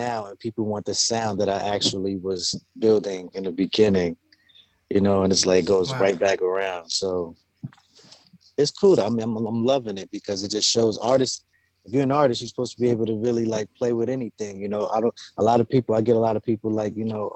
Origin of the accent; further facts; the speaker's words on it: New York City, New York, United States; also born or lived in Staten Island, New York; I was born in Staten Island. But I was raised in Brooklyn since youth